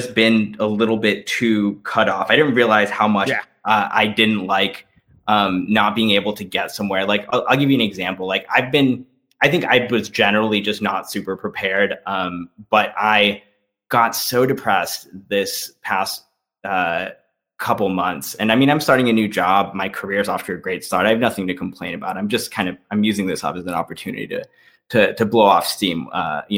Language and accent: English; East Central Illinois, United States; also born or lived in Upstate New York; now in New York, United States; I grew up in Southern Illinois, and people back home get mad when I say that. I'm from East Central Illinois